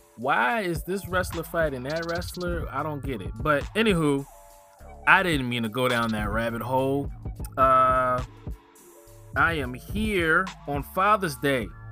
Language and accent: English; Richmond, Virginia, United States; moved away as an adult; also born or lived in Philadelphia, Pennsylvania / Oklahoma; I claim Richmond as my neutral spot, my, my home, because when I, I moved from Philly to Richmond when I was eight, and Richmond raised me